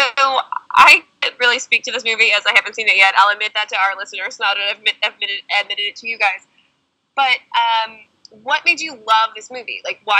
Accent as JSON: {"language": "English", "region": "Midwest", "country": "United States", "said": "I'm from the Midwest."}